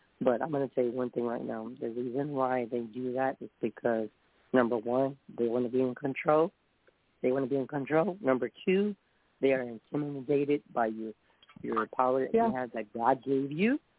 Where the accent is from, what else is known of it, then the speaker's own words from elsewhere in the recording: San Antonio, Texas, United States; I'm from San Antonio